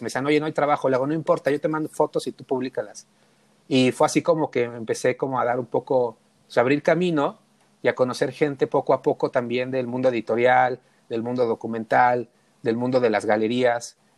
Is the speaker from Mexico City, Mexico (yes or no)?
yes; Mexico City, Mexico; yo nací en un lugar súper, súper emblemático, que es el barrio Bravo de Tepito